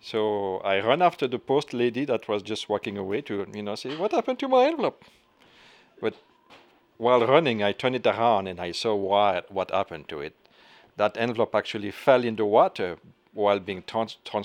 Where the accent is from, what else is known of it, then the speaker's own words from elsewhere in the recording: Belgium; I'm from Belgium.